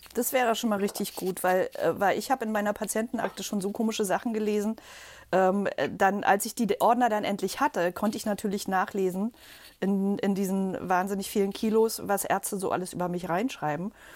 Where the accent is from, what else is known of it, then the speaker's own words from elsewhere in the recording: Berlin, Germany; komme aus Berlin oder bin Berlinerin